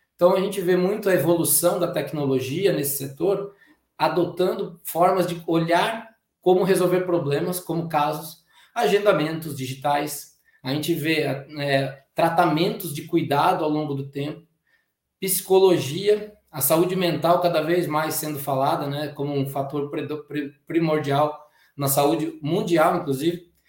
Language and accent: Portuguese; Brazil; a gente tem a mania como brasileiro